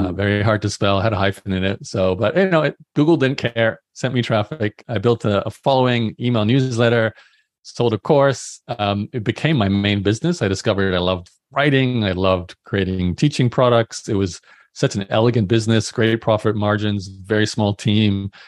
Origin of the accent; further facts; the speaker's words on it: Australia; also born or lived in Brisbane; I'm born and raised in Australia, so I went to university in, in Brisbane